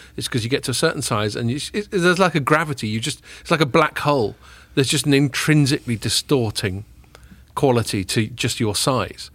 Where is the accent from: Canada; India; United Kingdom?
United Kingdom; England; as English people